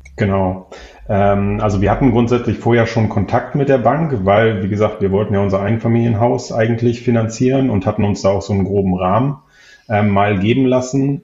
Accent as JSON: {"language": "German", "region": "Hamburg", "country": "Germany", "moved": "as an adult", "lives_now": "Wiesbaden, Germany", "said": "Ich komme ursprünglich eigentlich aus Hamburg, beziehungsweise habe da lange gelebt, ähm, bin für die Liebe quasi nach Wiesbaden gezogen"}